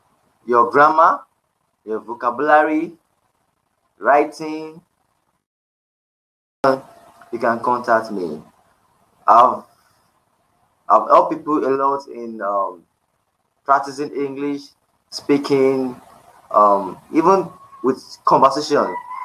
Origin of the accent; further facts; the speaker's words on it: Nigeria; I'm from Nigeria and I'm currently living in Nigeria. My official language is English.